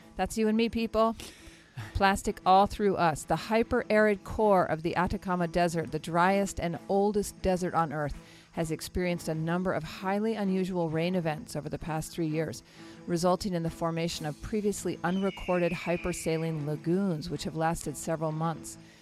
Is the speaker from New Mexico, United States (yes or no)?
yes; New Mexico, United States; My home state